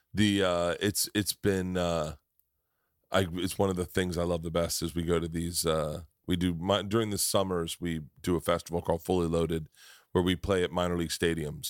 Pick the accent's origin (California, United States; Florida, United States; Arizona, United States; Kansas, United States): Florida, United States; Tampa; moved away; also born or lived in New York; I grew up in Tampa.